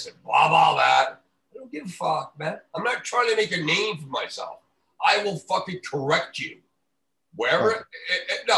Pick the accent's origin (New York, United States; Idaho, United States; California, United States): New York, United States; also born or lived in Dallas, Texas; I was born in Dallas, Texas, but I grew up in New York